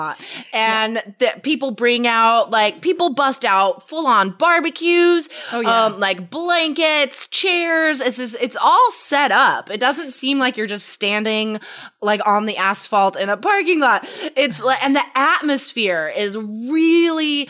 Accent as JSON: {"language": "English", "town": "Carson City", "region": "Nevada", "country": "United States", "tie": "born or raised there", "said": "I grew up in Carson City. It's the capital city of Nevada."}